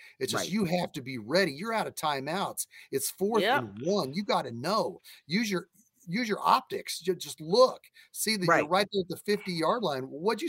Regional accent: Independence, Missouri, United States; I'm from Independence, Missouri.

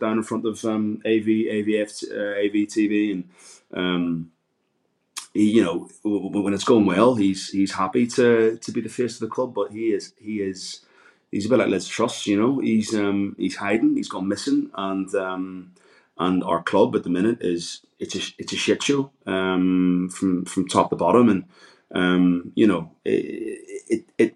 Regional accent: Ireland; I'm Irish

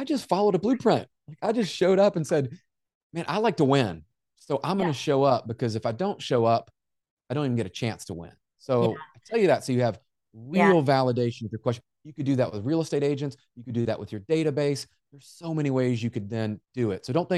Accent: Memphis, Tennessee, United States; Jen, I grew up in Memphis, and I don't know if you know Memphis, Tennessee, but kind of a rough area that's there.

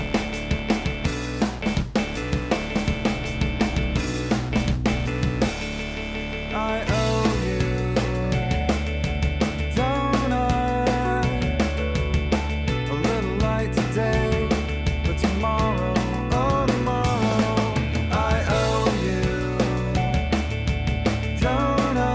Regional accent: the Northwest, Pacific Northwest, United States; I grew up in the Northwest

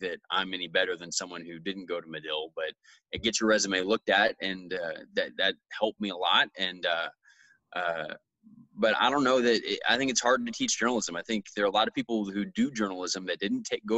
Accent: Dallas, Texas, United States; moved away as an adult; also born or lived in Longview, Washington / Chicago; I'm from Dallas, Texas.

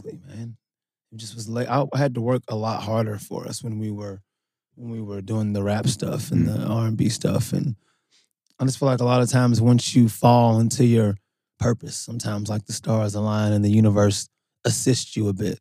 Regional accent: Louisville, Kentucky, United States; I grew up in Louisville

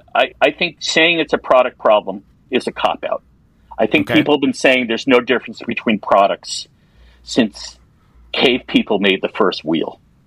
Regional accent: East Coast, United States; I'm from the East Coast, so we go more to the Caribbean than Mexico and even Costa Rica.

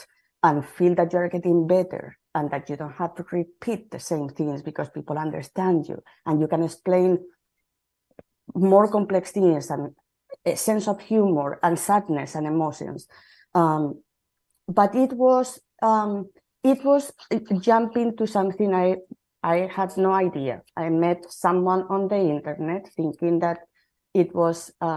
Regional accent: Madrid, Community of Madrid, Spain; English is a second language; moved away as an adult; now in Seattle, United States; I am from Spain, and I moved to from Madrid to Seattle about 25 years ago

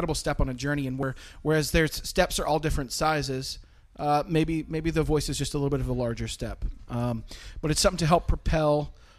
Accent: Philadelphia, Pennsylvania, United States; also born or lived in Florida / Virginia / Tennessee; Originally from Philly

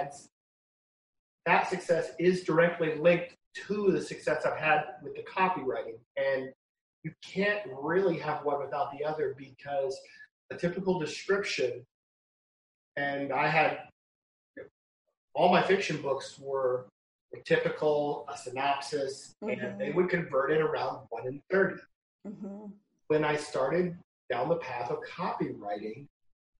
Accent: Iowa, United States; now in Las Vegas, United States; I grew up in Iowa

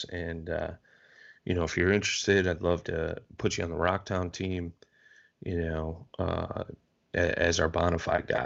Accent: Cincinnati, Ohio, United States; I'm from Cincinnati, Ohio.

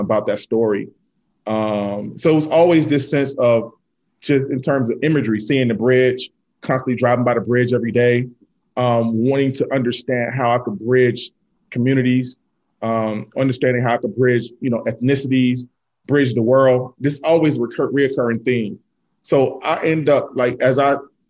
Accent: Selma, Alabama, United States; I was born in Selma, Alabama

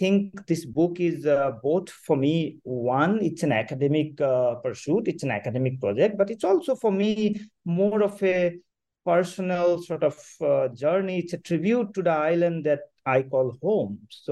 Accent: Majuli, Assam, India; moved away; also born or lived in Syracuse; I was born and raised in Majuli, which is a river island

